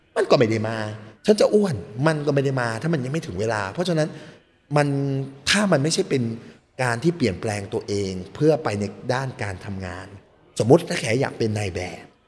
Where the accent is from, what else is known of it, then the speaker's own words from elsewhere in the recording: Thailand; moved away; also born or lived in Phuket, Thailand / Chiang Rai, Thailand; เกิดที่ไทยเกิดที่ภูเก็ตแล้วก็พอเกิดก็อยู่กับคุณแม่ได้สักพักหนึ่งคุณแม่ก็ย้ายไปอยู่กับสามีใหม่